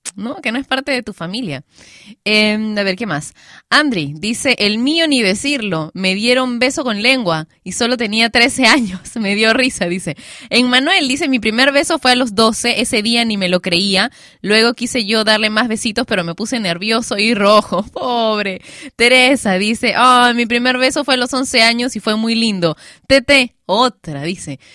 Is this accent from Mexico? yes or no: no; Peru; panty en mi país, Perú, no se le dice a la ropa interior. No, acá le decimos calzones a eso